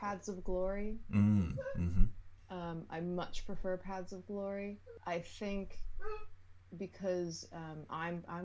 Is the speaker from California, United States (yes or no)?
no; Downingtown, Pennsylvania, United States; I grew up in a town called Downingtown, Pennsylvania